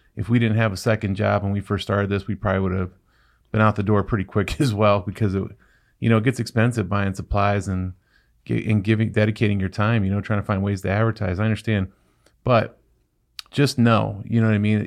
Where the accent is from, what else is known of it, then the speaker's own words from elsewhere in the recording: Ohio, United States; I'm from Ohio.